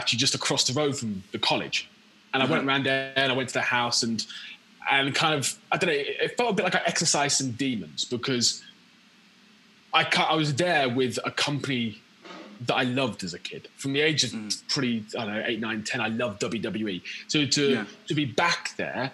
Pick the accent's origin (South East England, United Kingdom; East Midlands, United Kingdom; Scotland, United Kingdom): East Midlands, United Kingdom; Quorn; moved away as an adult; also born or lived in Leicester / Canterbury / Houston, Texas; now in London, United Kingdom; I was born in Leicester, and I grew up in a village just outside of Loughborough.